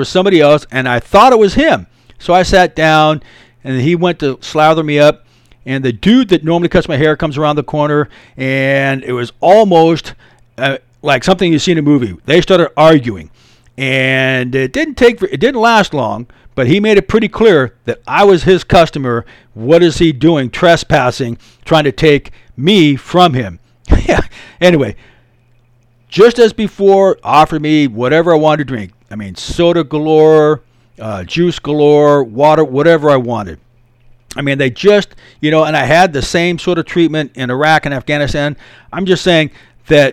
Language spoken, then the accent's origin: English; United States; I'm an American dude.